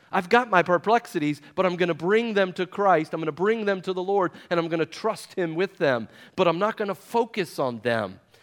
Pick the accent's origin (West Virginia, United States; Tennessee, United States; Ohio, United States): West Virginia, United States; I'm from West Virginia